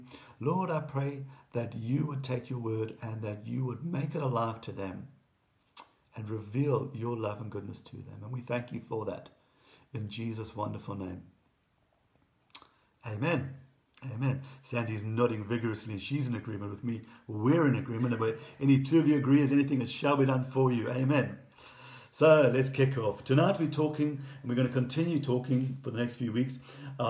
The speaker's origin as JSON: {"language": "English", "town": "Durban", "region": "KwaZulu-Natal", "country": "South Africa", "tie": "born or raised there", "moved": "as an adult", "said": "having grown up in Durban and with British grandparents"}